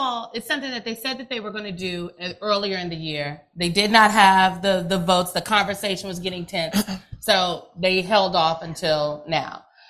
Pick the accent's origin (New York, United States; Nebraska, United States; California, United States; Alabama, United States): Nebraska, United States; I'm from Nebraska, honey.